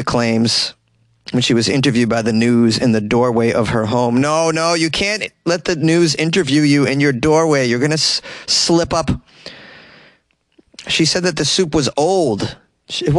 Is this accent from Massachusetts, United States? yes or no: yes; Massachusetts, United States; my home state, Massachusetts